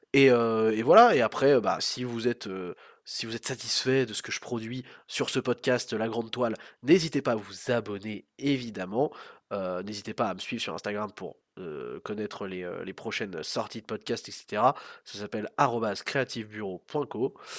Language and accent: French; France; nous on a en tant que Français